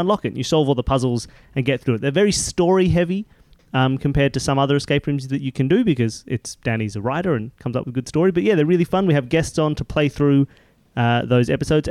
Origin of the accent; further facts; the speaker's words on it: Sydney, New South Wales, Australia; we're in LA, which is not usual for us because we are from Sydney in Australia.